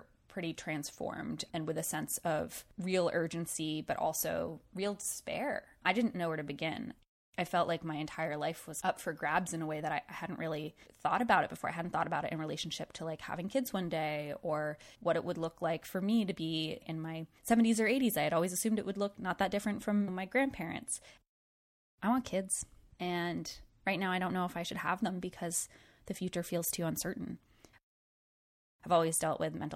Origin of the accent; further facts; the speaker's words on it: southern Rhode Island, United States; moved away; I'm from this really small town in southern Rhode Island. It's about 5,000 people. I spent a lot of time growing up outside in the natural world. And every time I went home to my hometown